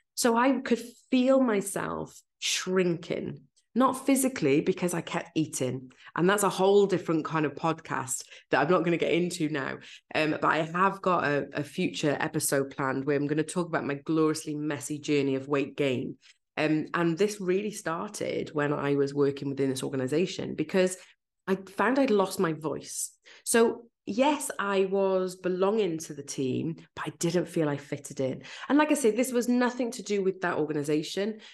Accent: Wales, United Kingdom; accent: Welsh; I'm Welsh

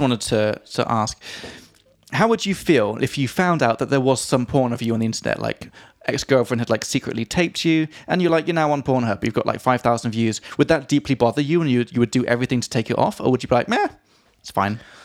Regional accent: England, United Kingdom; from England

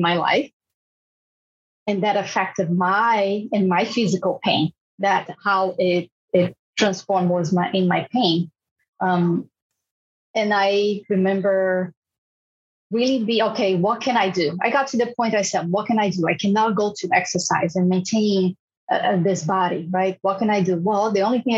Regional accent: Brazil; moved away; I'm from Brazil

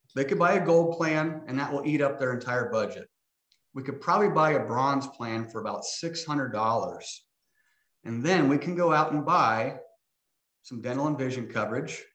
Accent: Hastings, Nebraska, United States; now in Omaha, United States; I grew up in Hastings, Nebraska, born and raised

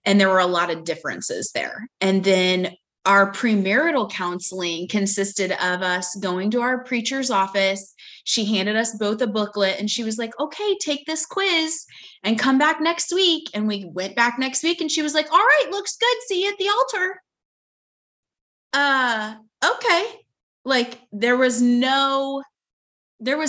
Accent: Kansas, United States; also born or lived in Dallas, Texas; now in Houston, United States; I am originally from Kansas, and we now live in Houston because that is where my husband is based

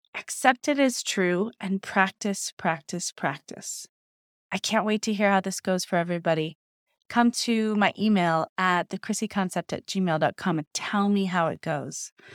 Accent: Ohio, United States; growing up in Ohio

